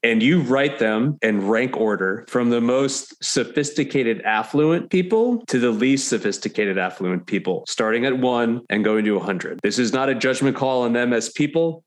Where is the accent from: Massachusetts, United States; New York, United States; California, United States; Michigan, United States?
New York, United States; moved away as an adult; also born or lived in Connecticut; now in Nashville, United States; I'm a New Yorker originally